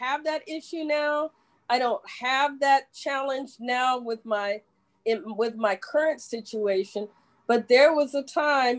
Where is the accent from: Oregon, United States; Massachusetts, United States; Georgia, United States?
Georgia, United States; We're both from Georgia